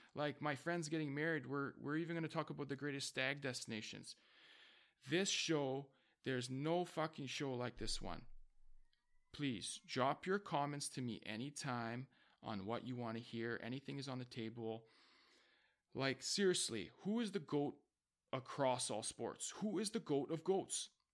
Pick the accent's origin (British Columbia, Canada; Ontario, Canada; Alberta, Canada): British Columbia, Canada; Vancouver; I am from Vancouver, B C